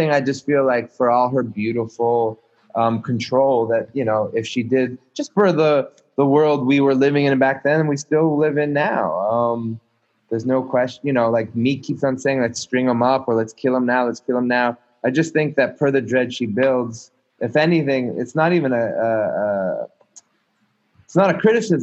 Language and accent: English; Montreal, Quebec, Canada; I'm a fucking Jew born in Montreal